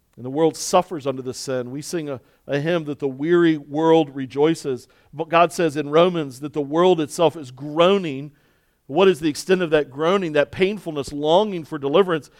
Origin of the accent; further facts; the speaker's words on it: Baltimore, Maryland, United States; a pastor who was born and raised in Baltimore